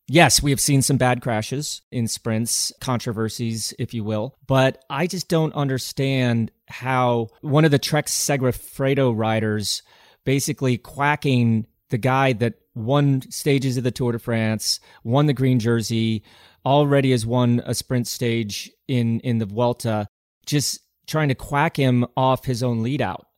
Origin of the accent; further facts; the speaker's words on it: United States; being an American